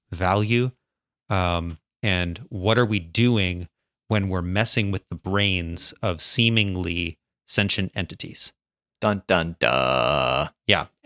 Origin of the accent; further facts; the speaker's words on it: United States; No, we're American.